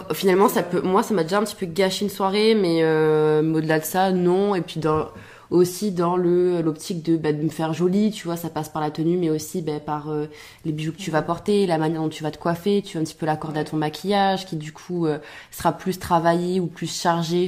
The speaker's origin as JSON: {"language": "French", "town": "Albi", "region": "Occitania", "country": "France", "moved": "as an adult", "lives_now": "Montreal, Canada", "said": "Je viens de Toulouse mais plus précisément d'Albi"}